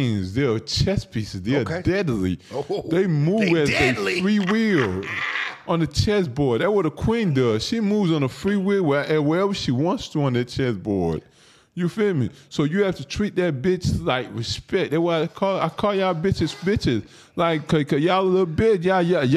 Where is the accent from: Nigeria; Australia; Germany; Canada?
Nigeria; now in United States; I'm from Africa. I'm not from America